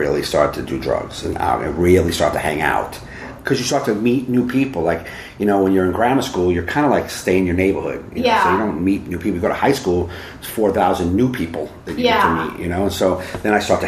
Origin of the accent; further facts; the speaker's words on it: New Jersey, United States; also born or lived in North Carolina; I was born in North Carolina. We moved to Jersey when I was 6 months old